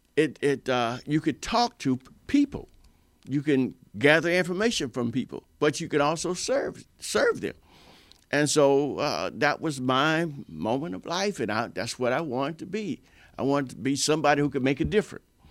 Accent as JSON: {"language": "English", "town": "Stuart", "region": "Florida", "country": "United States", "tie": "born or raised there", "said": "my hometown, Stewart, Florida, and I live here"}